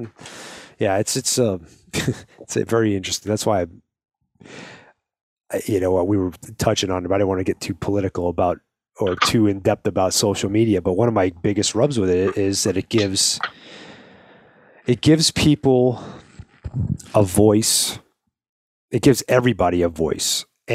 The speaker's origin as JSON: {"language": "English", "region": "New York", "country": "United States", "tie": "born or raised there", "moved": "yes", "said": "I was born in New York"}